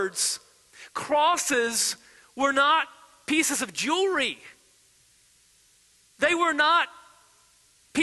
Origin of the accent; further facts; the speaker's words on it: United States; as American believers